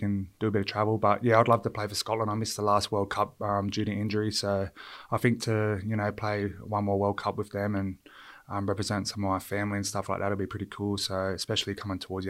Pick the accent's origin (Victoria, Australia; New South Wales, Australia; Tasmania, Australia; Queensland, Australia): New South Wales, Australia; Illawarra; moved away as an adult; also born or lived in Townsville / Sydney; where I grew up down in Illawarra